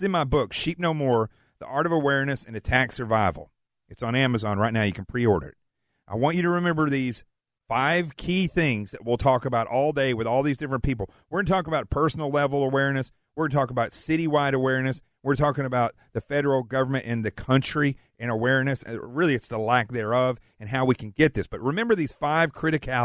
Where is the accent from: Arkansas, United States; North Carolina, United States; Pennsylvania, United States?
Arkansas, United States; moved away; I'm from Arkansas